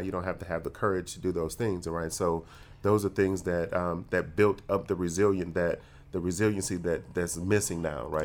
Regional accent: Detroit, Michigan, United States; my emotional intelligence was formed growing up in Detroit

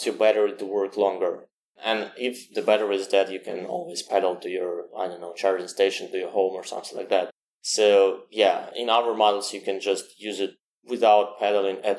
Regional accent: Saint Petersburg, Russia; I was born in St. Petersburg, great city, a little bit colder

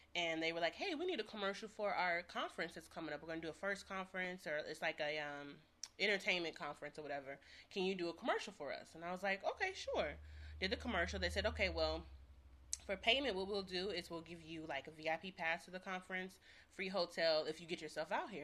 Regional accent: St. Louis, Missouri, United States; now in Los Angeles, United States; I'm from St. Louis

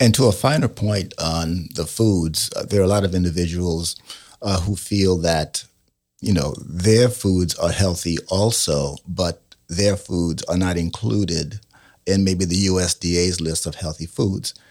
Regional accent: New York City, New York, United States; I grew up in New York City

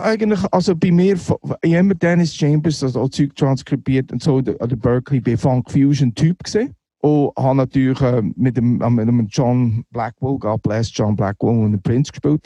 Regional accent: Neuendorf, Solothurn, Switzerland; moved away as an adult; also born or lived in Muri bei Bern / Boston / Brooklyn; ich bin Muri bei Bern geboren, aber äh, im Gäu, Neuendorf, äh, im Gäu aufgewachsen

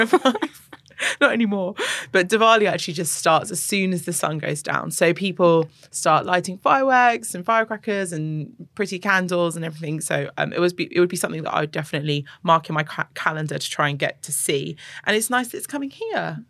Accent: London, United Kingdom; now in UAE; I grew up partially in London

